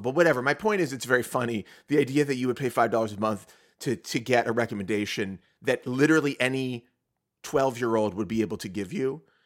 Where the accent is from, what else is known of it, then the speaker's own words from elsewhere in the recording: Pittsburgh, Pennsylvania, United States; I'm from Ketchup City, USA, Pittsburgh, Pennsylvania